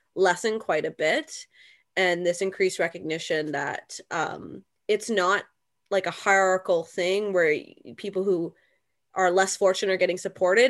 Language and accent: English; London, Ontario, Canada; now in Burlington, Canada; But I myself live in Burlington, Ontario, a neighboring city, and I'm from London, Ontario